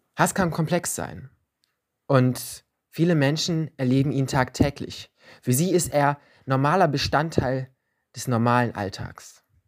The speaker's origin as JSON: {"language": "German", "town": "Leverkusen", "region": "North Rhine-Westphalia", "country": "Germany", "said": "bei uns in Leverkusen"}